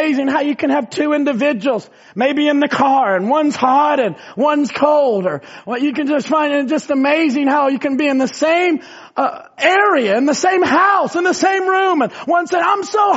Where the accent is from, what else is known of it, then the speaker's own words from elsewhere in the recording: Indiana, United States; we were raised in Indiana where there's tornadoes